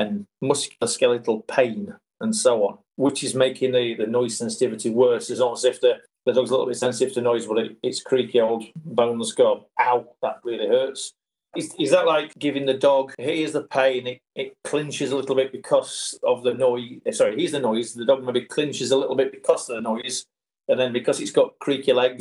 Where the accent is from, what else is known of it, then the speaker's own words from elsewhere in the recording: United Kingdom; accent: northern; my northern accent